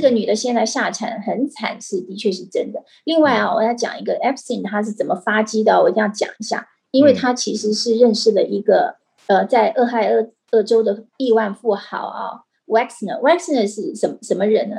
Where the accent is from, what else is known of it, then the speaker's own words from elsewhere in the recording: Taiwan; 我们台湾人